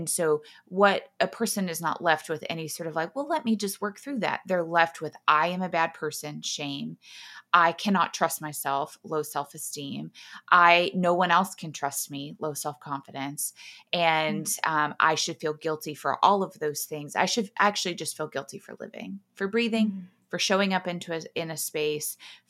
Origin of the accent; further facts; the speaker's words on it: Texas, United States; I grew up in Texas. I grew up in a lot of small towns. My dad was a football coach, so we moved around a lot.